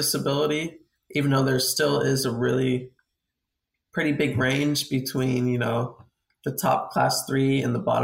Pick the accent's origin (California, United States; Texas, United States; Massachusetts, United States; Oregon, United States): Texas, United States; San Antonio; I'm from San Antonio, Texas, training full time